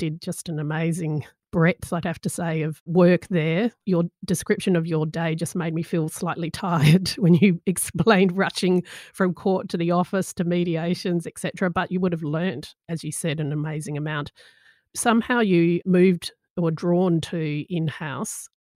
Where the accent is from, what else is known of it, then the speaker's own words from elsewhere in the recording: Australia; first language English; born and bred in Australia and English as a first language